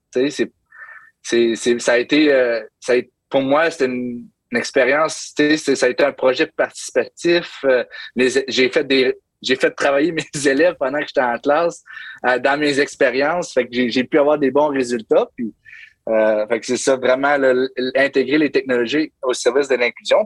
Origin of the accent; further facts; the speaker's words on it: Hearst, Ontario, Canada; moved away as an adult; also born or lived in Toronto area, Ontario; now in St. John's, Canada; je suis franco-ontarien, donc euh, je viens du nord de l'Ontario. Je viens d'une petite ville très francophone qui s'appelle Hearst, Ontario.